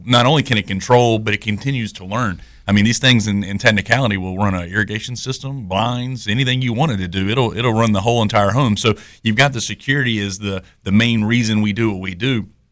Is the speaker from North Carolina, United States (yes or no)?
yes; Greenville, North Carolina, United States; moved away as an adult; now in Youngsville, United States; I'm from the Greenville, North Carolina area, so I'm an Eastern North Carolina guy myself.